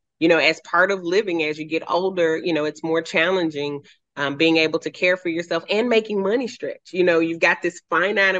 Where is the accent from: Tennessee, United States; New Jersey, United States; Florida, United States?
Tennessee, United States; Memphis; moved away as an adult; also born or lived in Southern California; now in Franklin, United States; I grew up in what's called Fraser. It's close to Millington, but it's kind of wedged between North Memphis